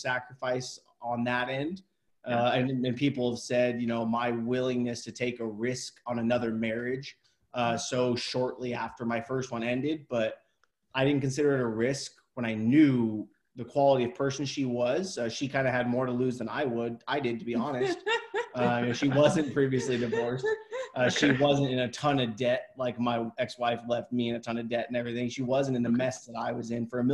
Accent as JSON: {"language": "English", "town": "Hollister", "region": "California", "country": "United States", "tie": "born or raised there", "moved": "as an adult", "said": "I went back to my hometown"}